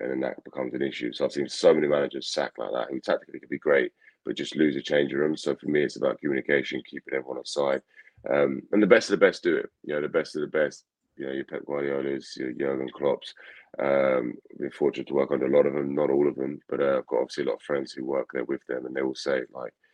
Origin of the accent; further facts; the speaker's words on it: England, United Kingdom; I grew up in England, although I had family in Scotland